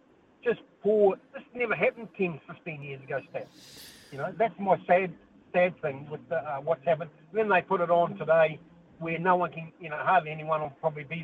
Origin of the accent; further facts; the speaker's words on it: New Zealand; as a Kiwi, as a New Zealander